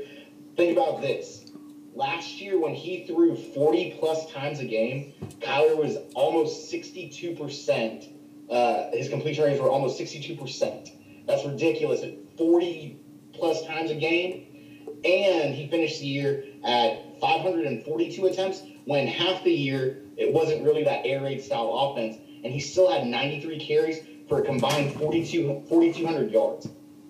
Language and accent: English; Texas, United States; my hometown roots here in Texas